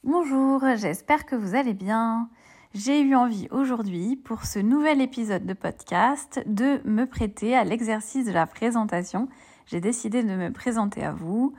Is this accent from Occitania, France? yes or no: no; Bordeaux, Nouvelle-Aquitaine, France; moved away as an adult; also born or lived in Paris; now in Île de Ré, France; j'ai trente-quatre ans, je viens de Bordeaux.